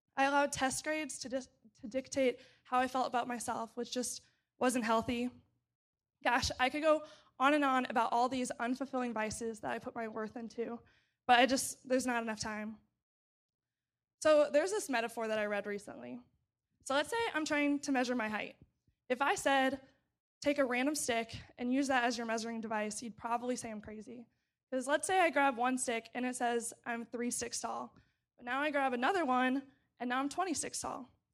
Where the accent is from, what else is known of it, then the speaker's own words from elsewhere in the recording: St. Charles, Missouri, United States; moved away as an adult; now in Urbana-Champaign, United States; I grew up in Saint Charles, Missouri, which is a suburb of Saint Louis